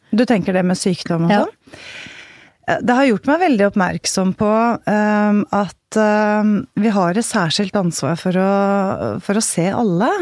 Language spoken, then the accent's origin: Norwegian; Haga, Norway; also born or lived in Bærum; Eh, på det lille stedet Haga